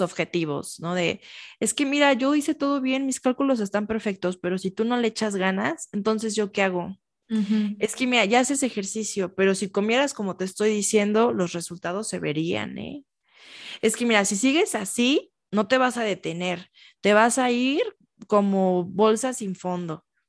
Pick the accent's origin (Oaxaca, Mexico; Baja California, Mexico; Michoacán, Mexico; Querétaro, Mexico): Michoacán, Mexico; yo soy de Michoacán